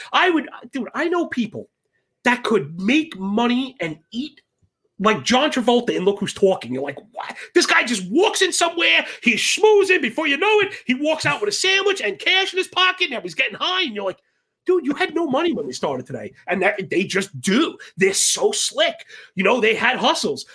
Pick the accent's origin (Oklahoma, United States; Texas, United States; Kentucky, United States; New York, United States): New York, United States; New York City; born and bred in Brooklyn